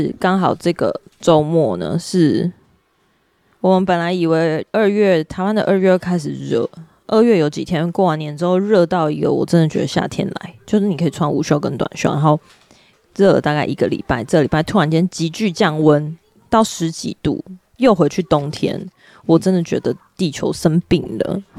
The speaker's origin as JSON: {"language": "Chinese", "country": "United States", "tie": "born or raised there", "said": "因此，我在美国长大的时候，社会教给我们的潜规则就是男人要照顾女人，be a gentleman。"}